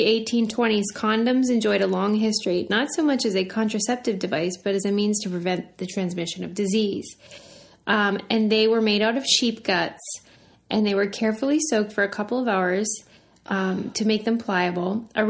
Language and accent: English; Pittsburgh, Pennsylvania, United States; because I'm from Pittsburgh and so there are Amish people around a lot.